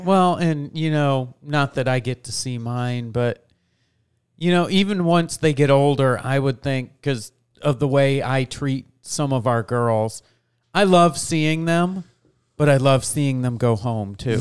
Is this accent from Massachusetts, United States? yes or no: no; New York, United States; I grew up in New York